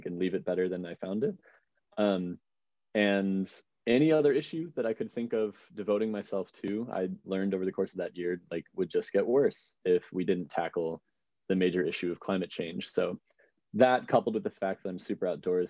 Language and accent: English; outside of Chicago, Illinois, United States; I grew up outside of Chicago, in a little suburb to the southwest